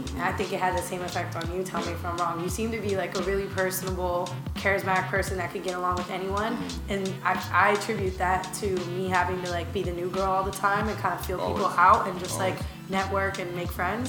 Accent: Tampa, Florida, United States; I'm from Tampa

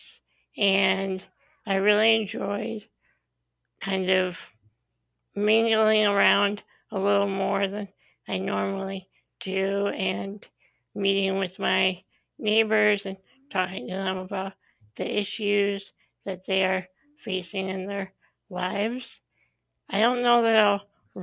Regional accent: Illinois, United States; moved away as an adult; now in Madison, United States; I grew up in Illinois, and I moved to the Madison area of Wisconsin a little over 10 years ago for grad school

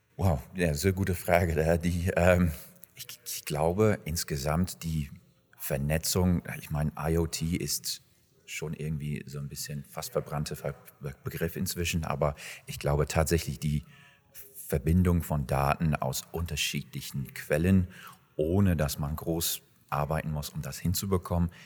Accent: England, United Kingdom; moved away as an adult; now in Germany; Gebürtig bin ich eigentlich aus England und äh, lebe seit 15, 16 Jahren in Deutschland.

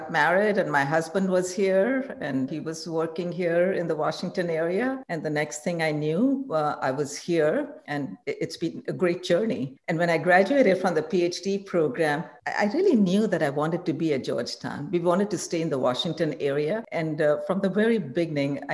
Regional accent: India; moved away as an adult; I grew up in India

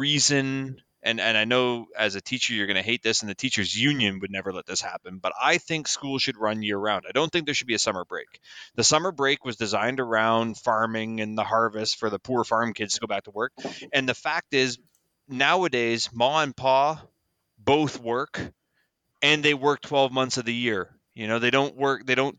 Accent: Toronto, Ontario, Canada; I grew up in Toronto

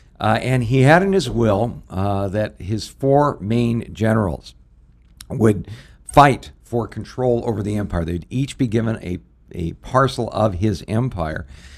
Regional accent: Canoga Park, California, United States; I grew up in the San Fernando Valley in Southern California community called Canoga Park. In a largely Jewish neighborhood, believe it or not.

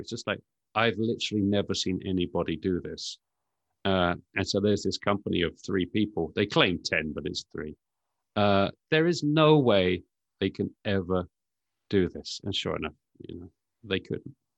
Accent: United Kingdom; moved away as an adult; now in United States; As you can probably tell from my accent, I'm sort of, I'm from the U K. So I was tech journalist in the U K for many, many years before I moved over

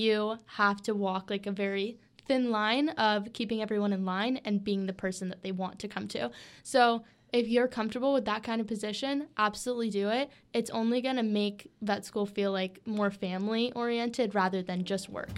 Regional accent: Switzerland, Florida, United States; my hometown is Switzerland, Florida. It's a little small town.

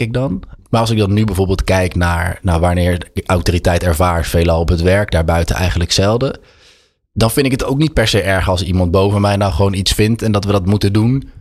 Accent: Utrecht, Netherlands; born or raised there; also born or lived in Amsterdam

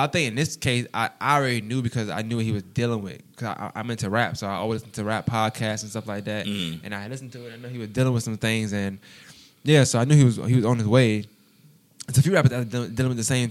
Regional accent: New York City, New York, United States; where I'm from, you know what I'm saying? In Brooklyn, you know, I'm from Bushwick

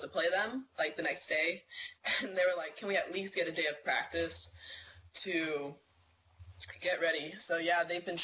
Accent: Duluth, Minnesota, United States; I'm back home at Duluth

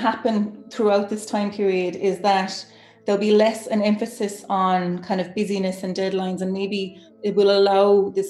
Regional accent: Cork, Munster, Ireland; moved away as an adult; also born or lived in Dublin; now in Glasgow, United Kingdom; I moved to Dublin from Cork after my undergrad to do my master's there

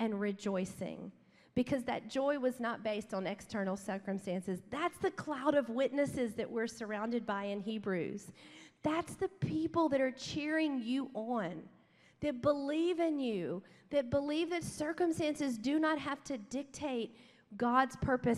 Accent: Baton Rouge, Louisiana, United States; moved away as an adult; now in Dallas, United States; We grew up in South Louisiana. We're from Baton Rouge

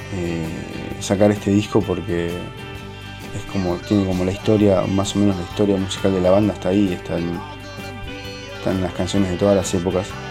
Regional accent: Argentina; moved away as an adult; also born or lived in Marseille, France; now in France; desde que me fui de Argentina y dejé de tocar en Los Álamos

